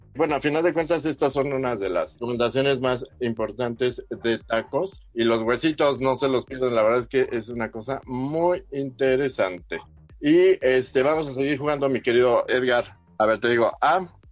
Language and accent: Spanish; Mexico City, Mexico; como buenos chilangos